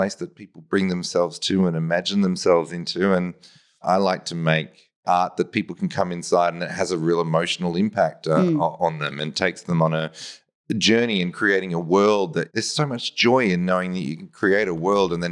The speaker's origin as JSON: {"language": "English", "town": "Melbourne", "region": "Victoria", "country": "Australia", "tie": "born or raised there", "said": "I'm from Melbourne and, you know, when I was a kid, I got taken out to see theatre in Melbourne"}